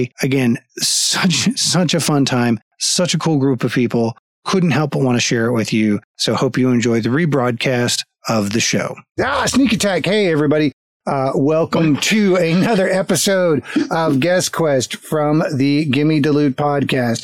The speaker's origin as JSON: {"language": "English", "country": "United States", "tie": "born or raised there", "also_born_or_lived": "Florida / Texas", "said": "I grew up in Florida and Texas"}